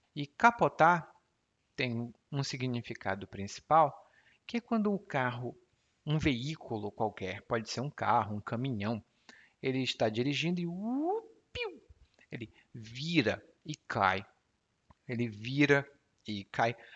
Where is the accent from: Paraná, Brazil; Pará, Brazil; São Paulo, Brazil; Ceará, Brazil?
Ceará, Brazil; accent: Cearense Portuguese dialect; o meu dialeto do português, porque lá no Ceará a gente fala